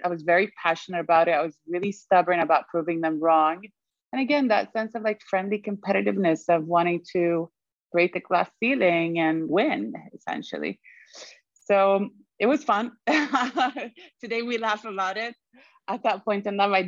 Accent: Sweden; moved away; also born or lived in Germany; I was born in Germany, raised in Sweden, and lived in 6 countries afterwards

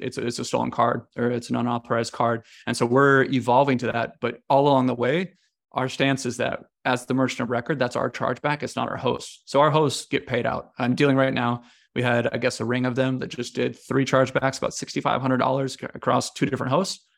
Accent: United States; moved away as an adult; also born or lived in China; now in Italy; I'm American

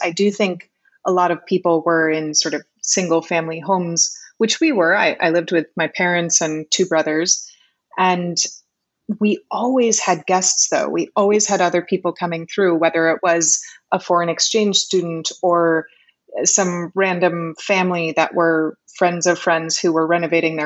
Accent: Connecticut, United States; also born or lived in New York City; now in Puerto Rico; I was born in New York City, and I grew up in Connecticut

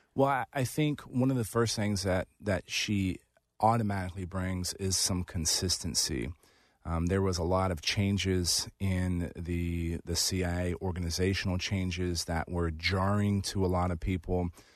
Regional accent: San Antonio, Texas, United States; moved away as an adult; also born or lived in Kabul, Afghanistan; it was basically where I grew up

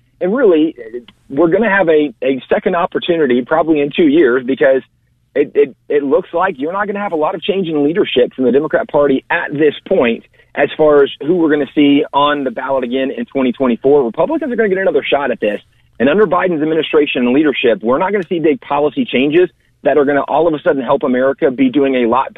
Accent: Texas, United States; as a Texan, as a conservative and Christian

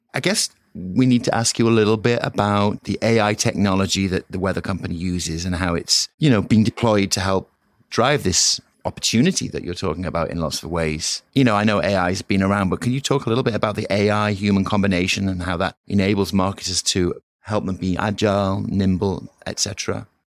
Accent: York, Yorkshire and the Humber, United Kingdom; From the northeast of England, York

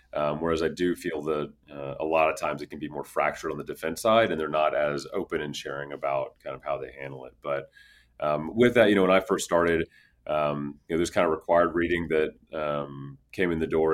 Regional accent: Houston, Texas, United States; I grew up in Houston, Texas

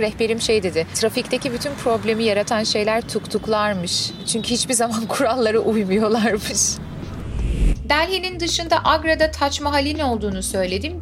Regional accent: Istanbul, Turkey; sonuçta İstanbul'da doğdum büyüdüm

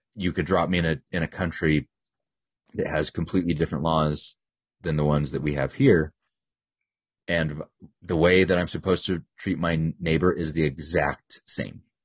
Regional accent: United States; they know I'm an American

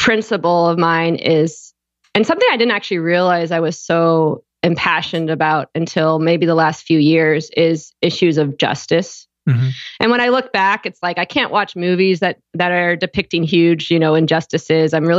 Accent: just outside Toronto, Ontario, Canada; born or raised there; also born or lived in Houston, Texas, United States / Austria

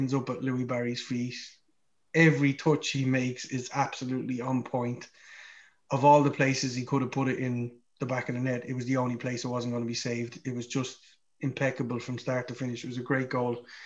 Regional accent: Ireland; we're Irish

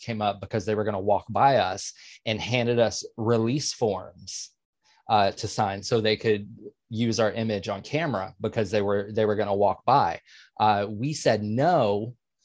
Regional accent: Atlanta, Georgia, United States; moved away; I am originally from Atlanta

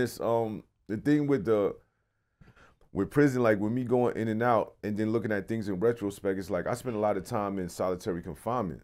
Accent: New York City, New York, United States; also born or lived in New Jersey; I'm from Brooklyn. Like right. I'm born, raised

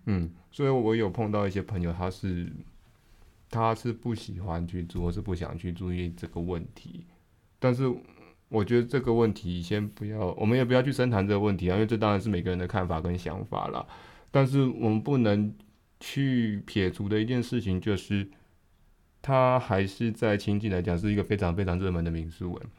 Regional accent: Taiwan; 对于我们台湾人来说

